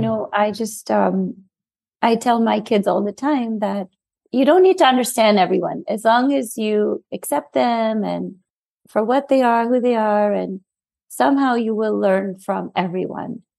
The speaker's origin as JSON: {"language": "English", "town": "New York City", "region": "New York", "country": "United States", "tie": "born or raised there", "said": "I'm South Asian and I was born and raised in New York"}